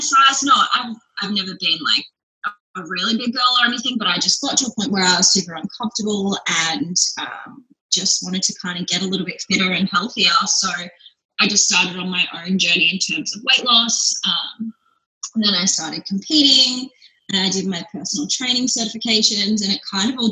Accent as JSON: {"language": "English", "town": "Melbourne", "region": "Victoria", "country": "Australia", "tie": "born or raised there", "moved": "yes", "lives_now": "Brisbane, Australia", "said": "I'm from here. My parents are from here. I was actually born in Melbourne, but I live in Brisbane now"}